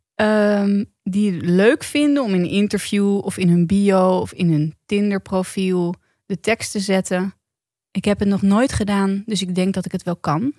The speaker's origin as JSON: {"language": "Dutch", "country": "Netherlands", "said": "als Nederlander"}